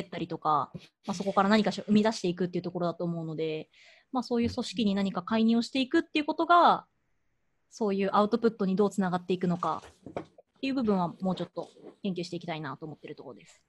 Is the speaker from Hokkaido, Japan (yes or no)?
no; Yamaguchi, Japan; moved away; 私地元山口